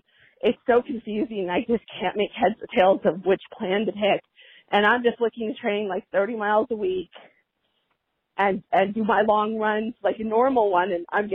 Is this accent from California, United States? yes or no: yes; Orange County, California, United States; I'm from Orange County, California.